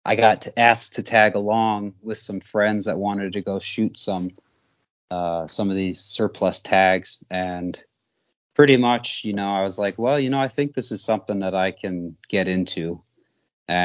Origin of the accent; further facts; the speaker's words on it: upstate New York, United States; moved away as an adult; also born or lived in Montana; now in Great Falls, United States; I grew up in New York, upstate New York, and I've been in Montana